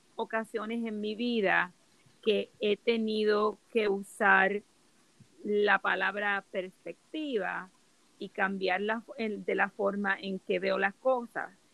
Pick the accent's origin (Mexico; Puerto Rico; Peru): Puerto Rico; moved away; yo soy de Puerto Rico